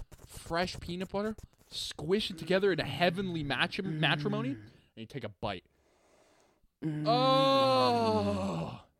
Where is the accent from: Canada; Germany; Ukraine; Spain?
Canada; As a Canadian, as a proud Canadian